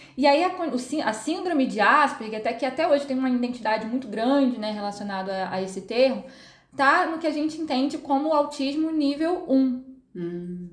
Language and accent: Portuguese; Rio de Janeiro, Brazil; moved away as an adult; now in São Paulo, Brazil; sou natural do Rio de Janeiro, uh, moro aqui em São Paulo